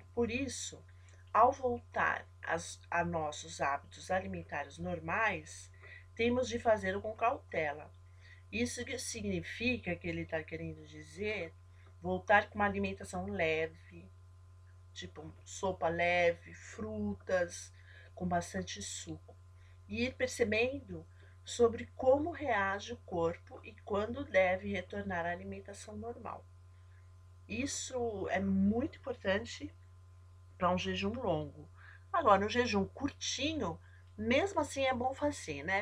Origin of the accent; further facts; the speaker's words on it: São Paulo, Brazil; eu sou de São Paulo, aqui no Brasil